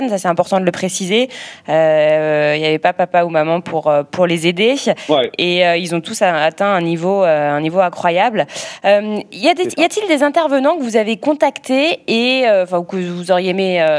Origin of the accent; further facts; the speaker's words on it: Lyon, Auvergne-Rhône-Alpes, France; Attention, je suis lyonnaise, hein, vous allez me fâcher.